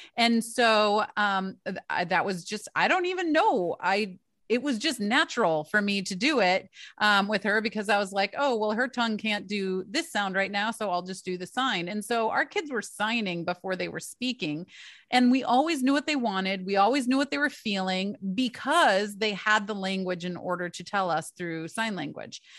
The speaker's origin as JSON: {"language": "English", "region": "Michigan", "country": "United States", "moved": "yes", "lives_now": "East Coast, United States", "said": "I am from Michigan, so, uh, my entire family's in Michigan. I live over on the East Coast now"}